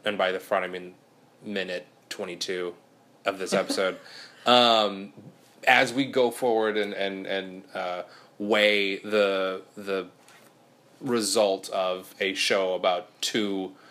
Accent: California, United States; I'm from California, but you're never not.

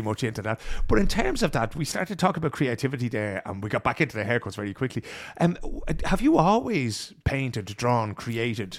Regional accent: Ireland; now in Sweden; we as Irish people

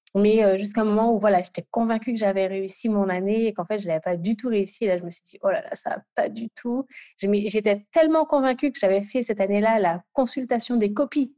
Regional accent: Guadeloupe; now in Île-de-France, France; je suis guadeloupéenne et, localisée pardon, en Ile-de-France.

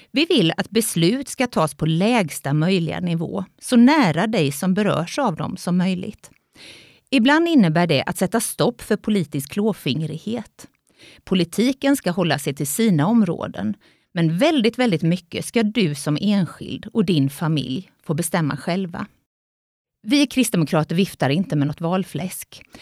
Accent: Jönköping, Jönköping County, Sweden; moved away as an adult; now in Vetlanda, Sweden; Jag är uppvuxen i Jönköping men har bott i Vetlanda i snart 26 år

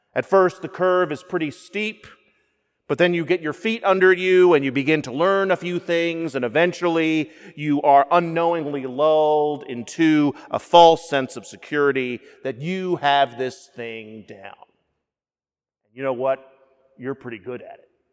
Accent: the South, United States; Being a Southerner

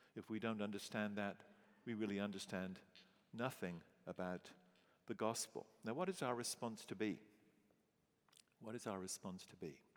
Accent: England, United Kingdom; moved away as an adult; also born or lived in St. Louis; being English

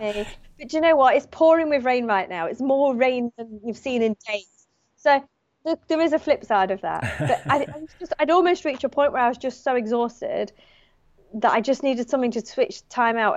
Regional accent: United Kingdom; moved away as an adult; now in Australia; as a British person

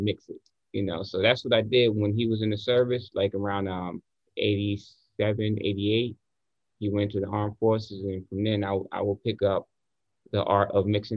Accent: Newark, New Jersey, United States; moved away as an adult; also born or lived in New York; Born and raised. Yes. Born and raised in Newark, New Jersey, to be exact

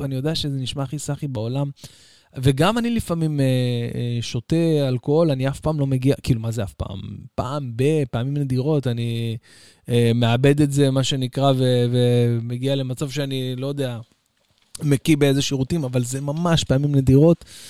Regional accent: Israel; אצלנו בישראל

